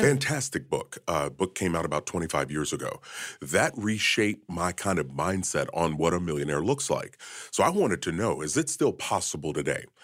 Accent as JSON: {"language": "English", "region": "Kentucky", "country": "United States", "tie": "born or raised there", "said": "I was born and raised in Kentucky."}